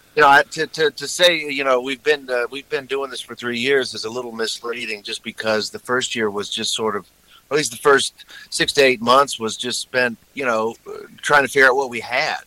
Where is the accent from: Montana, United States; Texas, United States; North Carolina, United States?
Texas, United States; moved away; I'm from Texas